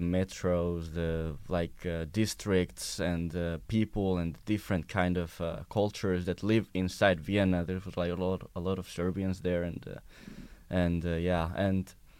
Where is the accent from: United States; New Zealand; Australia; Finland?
Finland; I'm from Finland